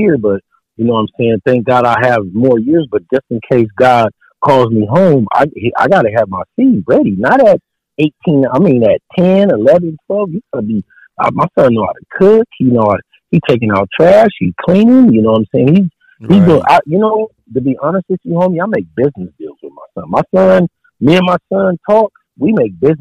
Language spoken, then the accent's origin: English; San Diego, California, United States; moved away as an adult; I'm from San Diego, from the soil. I'm from Southeast San Diego